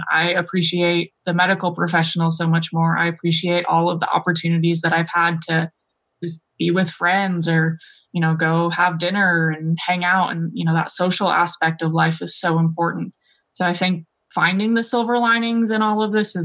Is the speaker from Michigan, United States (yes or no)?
yes; Detroit, Michigan, United States; now in Texas, United States; I grew up in Michigan, in Detroit